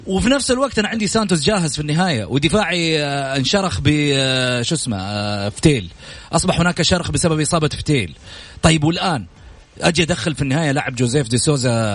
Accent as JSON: {"language": "Arabic", "country": "Saudi Arabia", "said": "لنا كسعوديين"}